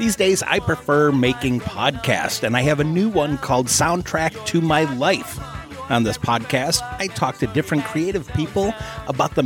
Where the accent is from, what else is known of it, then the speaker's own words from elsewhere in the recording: Midwest, United States; two Irish, English Irish kids in the suburbs in the Midwest